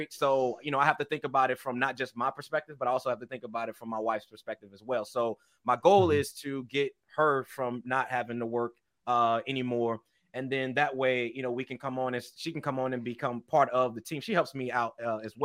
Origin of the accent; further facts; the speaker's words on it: East St. Louis, Illinois, United States; But now I live in a different area than East St. Louis. But I'm from that city.